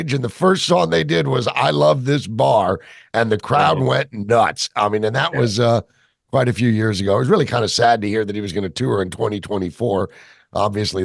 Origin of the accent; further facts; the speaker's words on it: Georgia, United States; I'm from Georgia. Hell, I'm from …'s neighborhood.